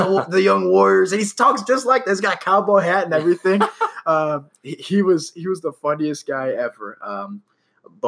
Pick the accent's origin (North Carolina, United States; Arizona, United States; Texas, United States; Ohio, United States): Ohio, United States